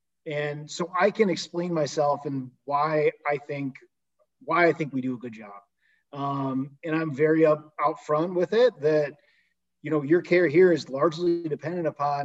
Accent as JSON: {"language": "English", "town": "Tecumseh", "region": "Michigan", "country": "United States", "said": "I'm from Tecumseh"}